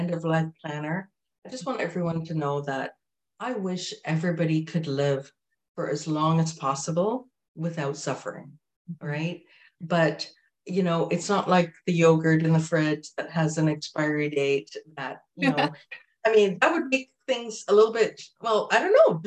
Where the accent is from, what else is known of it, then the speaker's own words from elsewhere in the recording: Jamaica; I'm from Jamaica.